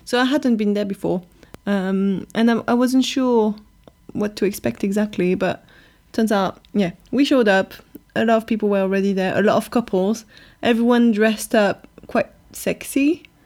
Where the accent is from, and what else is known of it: France; accent: French; now in London, United Kingdom